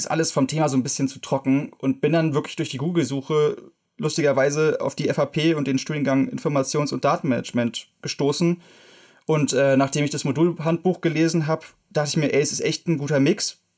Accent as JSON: {"language": "German", "region": "Berlin", "country": "Germany", "said": "ich komme aus der wunderschönen Bundeshauptstadt Berlin und äh, ich bin nicht direkt in Potsdam gelandet"}